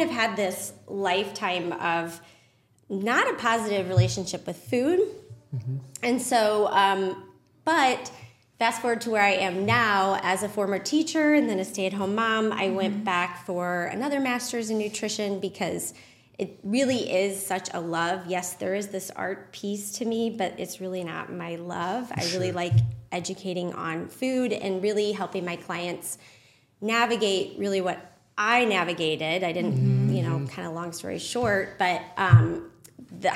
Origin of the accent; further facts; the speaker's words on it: Maryland Heights, Missouri, United States; now in St. Peters, United States; I grew up in Maryland Heights. So just across the bridge, went to Pattonville High School.